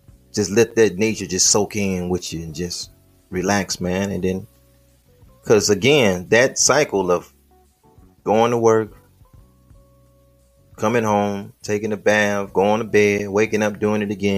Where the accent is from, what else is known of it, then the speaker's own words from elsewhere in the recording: Midwest, United States; I'm from the Midwest